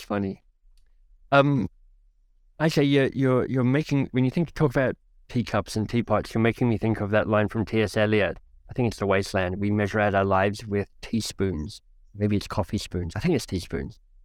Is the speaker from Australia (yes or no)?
yes; Australia; also born or lived in United Kingdom / United States; now in Canada; I left my home country of Australia, detoured through the U K and the U S, and landed in Canada